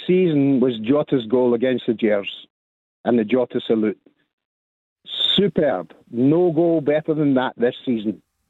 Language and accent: English; Saltcoats, Scotland, United Kingdom; moved away; I'm from Saltcoats, that's where I'm from.